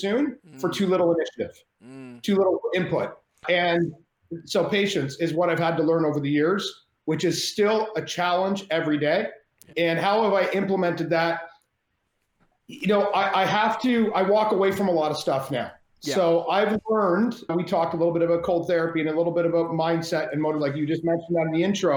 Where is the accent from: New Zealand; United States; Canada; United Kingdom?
Canada; I'm Canadian